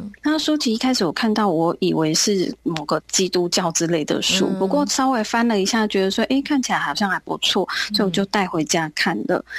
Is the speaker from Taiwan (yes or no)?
yes; Zhonghe, New Taipei, Taiwan; 那我是来自台北中和的